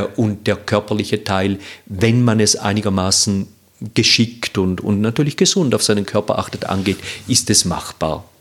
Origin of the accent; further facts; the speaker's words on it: Zurich, Switzerland; Ich komme aus Zürich